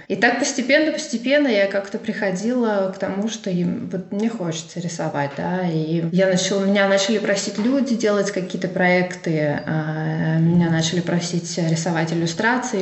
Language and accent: Russian; Urals, Russia; also born or lived in Finland; now in Belgium; я родилась в России, на самом деле я уже давно переехала в Европу